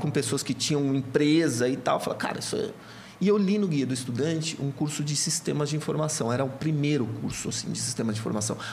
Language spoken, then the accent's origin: Portuguese; Santo André, São Paulo, Brazil; moved away; also born or lived in Catanduva / Campinas; eu venho de uma família de Santo André, sou de Santo André, sou do ABC Paulista